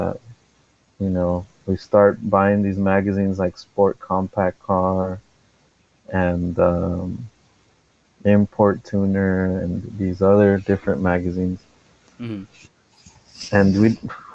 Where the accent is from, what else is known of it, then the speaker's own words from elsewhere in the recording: Los Angeles, California, United States; I grew up in a city called Sylmar